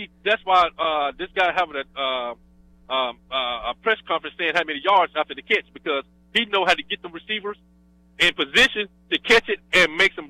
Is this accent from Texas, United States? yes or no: yes; Austin, Texas, United States; Now, I'm from Austin.